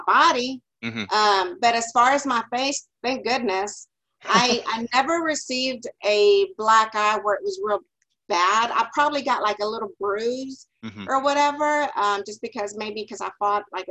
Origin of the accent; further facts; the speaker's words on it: Big Spring, Texas, United States; moved away; also born or lived in Dallas; growing up, I'm originally from West Texas. It's a small little town called Big Spring